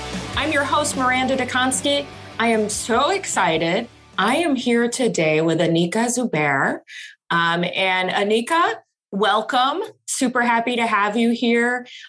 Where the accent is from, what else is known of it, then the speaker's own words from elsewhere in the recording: rural Michigan, United States; I grew up in rural Michigan